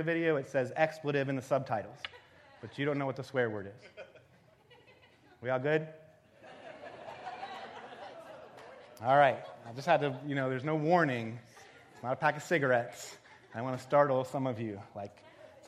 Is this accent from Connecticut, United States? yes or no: yes; Danbury, Connecticut, United States; moved away as an adult; now in Ohio, United States; I'm not from Ohio. I grew up outside of New York City in Danbury, Connecticut. I went to Ohio State for school